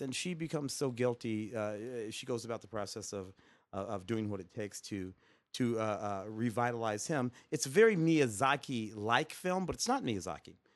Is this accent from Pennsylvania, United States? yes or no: no; St. Louis, Missouri, United States; my hometown of Saint Louis